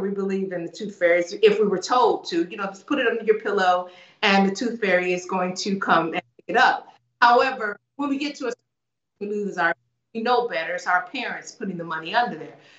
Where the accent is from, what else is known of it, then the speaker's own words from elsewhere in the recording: United States; I grew up in the States